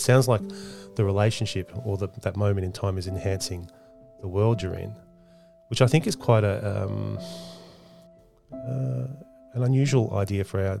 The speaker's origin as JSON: {"language": "English", "country": "Australia", "said": "as an Australian living here"}